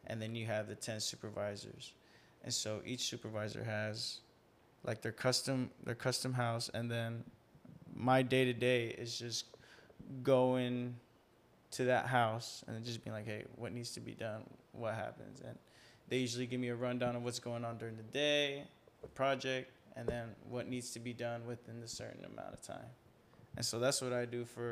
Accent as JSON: {"language": "English", "town": "Austin", "region": "Texas", "country": "United States", "tie": "born or raised there", "said": "Born and raised in Austin, Texas. Okay. Family's from Mexico."}